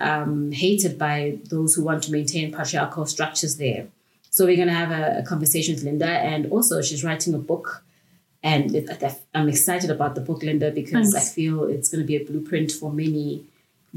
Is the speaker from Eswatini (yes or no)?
yes; Eswatini; moved away; also born or lived in South Africa; I grew up in Swaziland